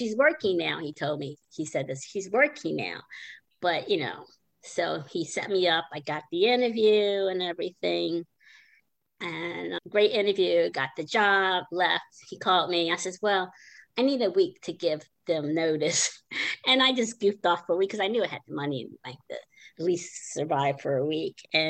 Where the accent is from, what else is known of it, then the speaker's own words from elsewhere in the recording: Maryland, United States; moved away; I grew up in Maryland.